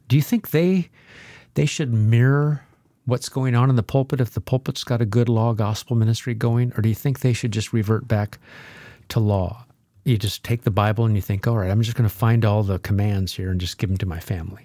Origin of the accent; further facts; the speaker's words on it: Nebraska, United States; by my house growing up in Nebraska